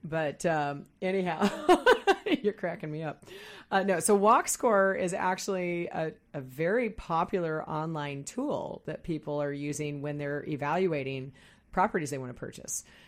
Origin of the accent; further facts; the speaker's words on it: Midwest, United States; now in Seattle area, United States; I grew up in the Midwest. I moved here in nineteen eighty-nine